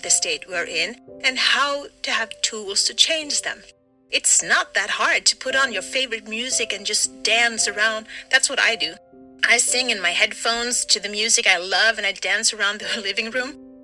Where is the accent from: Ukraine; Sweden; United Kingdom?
Sweden; I'm from Sweden